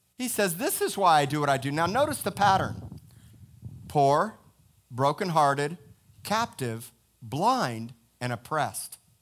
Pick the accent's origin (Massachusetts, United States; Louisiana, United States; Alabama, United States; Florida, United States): Florida, United States; Miami; I am born and raised in America, Miami, Florida, Cedars of Lebanon Hospital